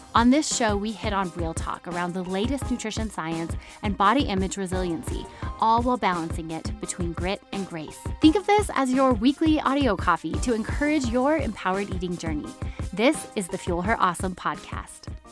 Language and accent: English; New Mexico, United States; right here in my home state, Santa Fe, New Mexico